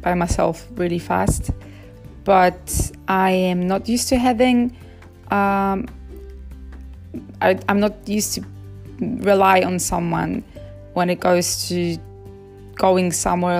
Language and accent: English; Poland; moved away as an adult; also born or lived in China; now in Jakarta, Indonesia; I am Polish. I come from Poland